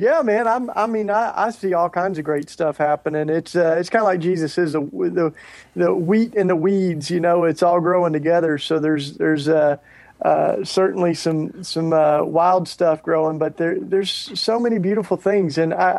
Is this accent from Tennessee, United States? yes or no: yes; Tennessee, United States; I grew up in Tennessee. I'm a Tennessee, you know, kid. Grew up in the Bible Belt, pretty much in the heart of evangelicalism down there.